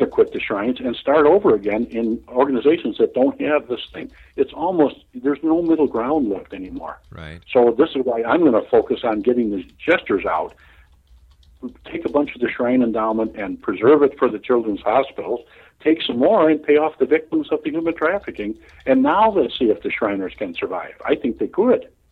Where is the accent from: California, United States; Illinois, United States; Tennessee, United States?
Illinois, United States; Chicago; born and raised in Chicago